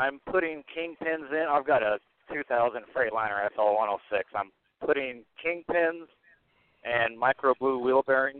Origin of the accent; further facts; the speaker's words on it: Wyoming, United States; I'm from Wyoming, but I'm actually closer to Great Falls than I am Wyoming.